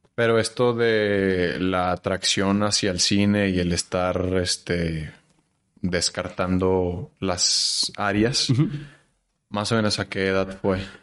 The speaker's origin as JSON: {"language": "Spanish", "region": "Chihuahua", "country": "Mexico", "tie": "born or raised there", "accent": "norteño", "moved": "as an adult", "lives_now": "Mexico City, Mexico", "said": "yo nací en Chihuahua y viví hasta mis 19 años ahí. Luego tengo 10 años aquí"}